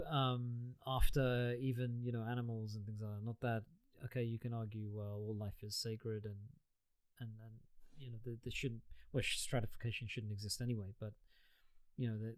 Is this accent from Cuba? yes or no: no; United Kingdom; I'm British born